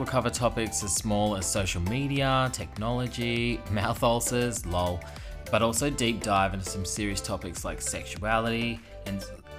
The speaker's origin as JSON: {"language": "English", "town": "Melbourne", "region": "Victoria", "country": "Australia", "said": "Well, we're both from Melbourne"}